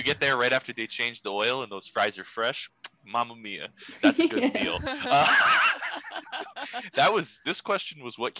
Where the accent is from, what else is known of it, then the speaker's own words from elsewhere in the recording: France; Oh, I know, but these are fancy words. We're from France, so this is a highbrow podcast.